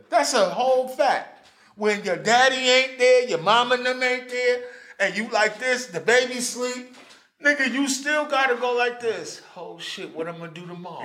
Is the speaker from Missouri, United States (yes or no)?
no; New York City, New York, United States; I'm from New York City